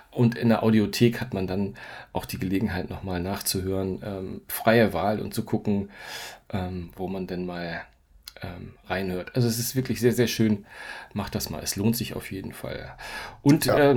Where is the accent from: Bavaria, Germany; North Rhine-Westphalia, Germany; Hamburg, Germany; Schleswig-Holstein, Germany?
Hamburg, Germany; Ganz, ganz bald wird es auch in meiner Heimatstadt in Hamburg ein Dolby Cinema geben.